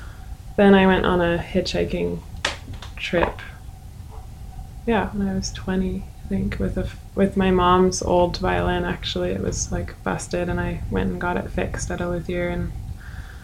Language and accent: English; Seattle, Washington, United States; I grew up in Seattle